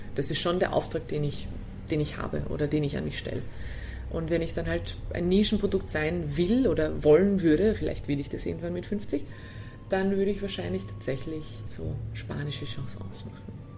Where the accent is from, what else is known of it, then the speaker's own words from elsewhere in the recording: Austria; als Österreicher